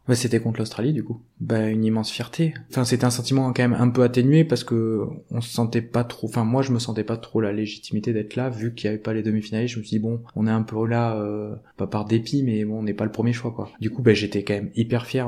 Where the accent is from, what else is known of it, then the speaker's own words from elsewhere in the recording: Isle, Nouvelle-Aquitaine, France; also born or lived in Montauban; j'ai grandi, j'ai grandi à Île-sur-Vienne